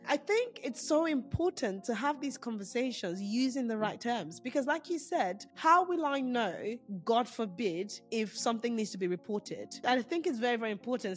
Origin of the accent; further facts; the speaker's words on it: Nigeria; moved away; being Nigerian, I grew up in a household where these names weren't mentioned